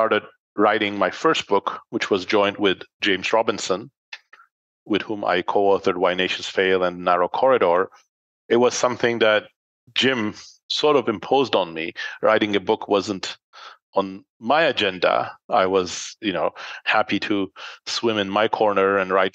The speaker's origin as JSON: {"language": "English", "country": "Turkey", "tie": "born or raised there", "also_born_or_lived": "York, United Kingdom / London, United Kingdom", "moved": "as an adult", "lives_now": "United States", "said": "when I was a teenager, actually, growing up in Turkey"}